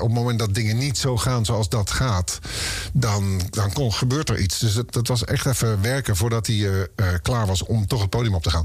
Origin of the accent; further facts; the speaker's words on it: Oosterbeek, Gelderland, Netherlands; ik kwam uit Oosterbeek bij Arnhem in de buurt